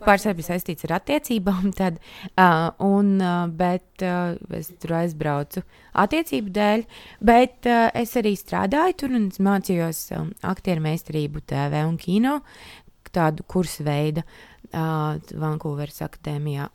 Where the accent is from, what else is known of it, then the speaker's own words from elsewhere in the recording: Latvia; es piedzimu Latvijā un tika audzināta šeit. Uzaugu šeit